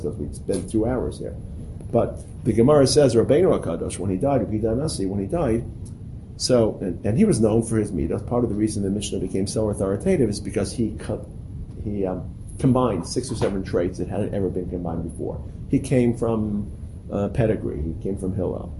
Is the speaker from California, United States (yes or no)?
no; New York City, New York, United States; when I was growing up in Brooklyn, we couldn't get pineapples